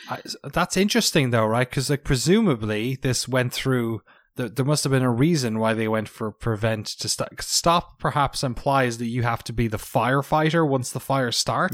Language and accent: English; Ireland; now in United States; as an Irish person and as a recent American citizen, got my citizenship last month